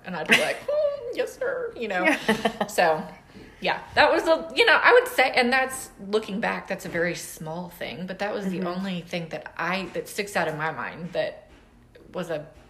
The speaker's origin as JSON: {"language": "English", "region": "the South", "country": "United States", "said": "I'm from the South. I grew up in the Army."}